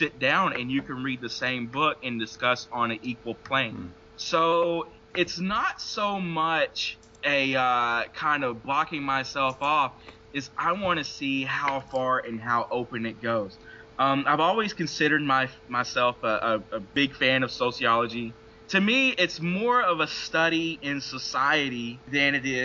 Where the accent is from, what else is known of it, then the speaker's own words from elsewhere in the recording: Delta, Louisiana-Arkansas border, United States; here I am in West Arkansas, and I grew up around the Louisiana-Arkansas border in the Delta lands